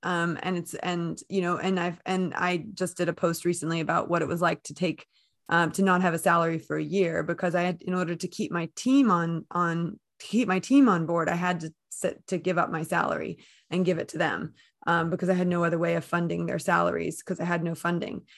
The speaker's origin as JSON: {"language": "English", "country": "United States", "accent": "American", "moved": "as an adult", "lives_now": "United Kingdom", "said": "I'm based in the U K, despite my American accent"}